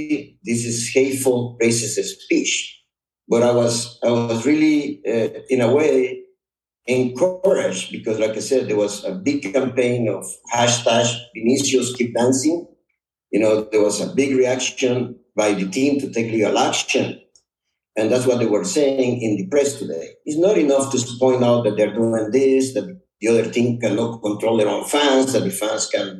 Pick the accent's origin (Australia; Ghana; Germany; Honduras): Honduras; English is a second language; also born or lived in Texas, United States; now in United States; I'm a proud Honduran.